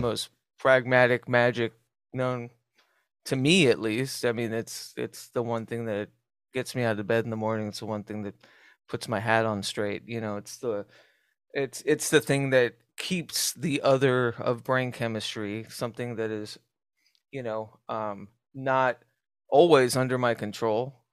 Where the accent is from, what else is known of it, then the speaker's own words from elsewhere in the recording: Southwest, United States; as a kid growing up in the Southwest